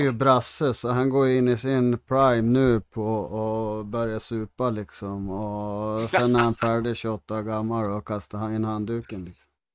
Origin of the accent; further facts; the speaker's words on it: Härnösand, Västernorrland County, Sweden; när vi växte upp i Härnösand